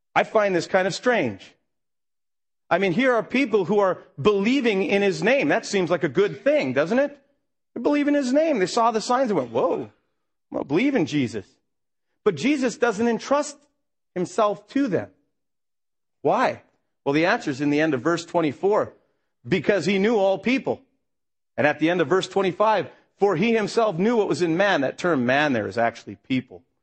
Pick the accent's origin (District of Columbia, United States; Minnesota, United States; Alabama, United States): Minnesota, United States; I grew up in Minnesota